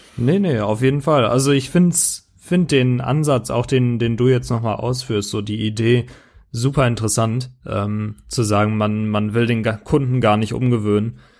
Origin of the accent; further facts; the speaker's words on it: Germany; als Deutscher